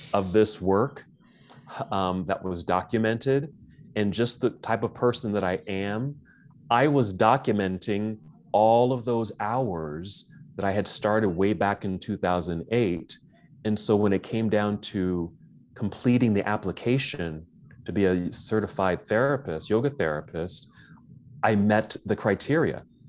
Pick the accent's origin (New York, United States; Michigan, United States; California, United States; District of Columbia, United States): California, United States; Oakland; moved away as an adult; now in Salt Lake City, United States; I'm originally from Oakland, California